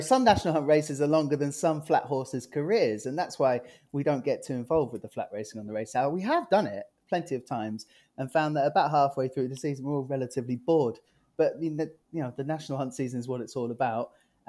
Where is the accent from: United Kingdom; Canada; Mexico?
United Kingdom; England; now in Ireland; I'm obviously very English, and it's Boxing Day to me.